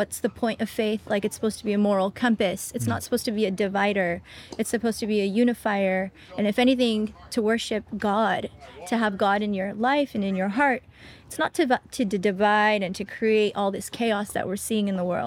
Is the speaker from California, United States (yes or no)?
yes; Tustin, California, United States; I'm from Teston, California, where there's like a church on every block, pretty much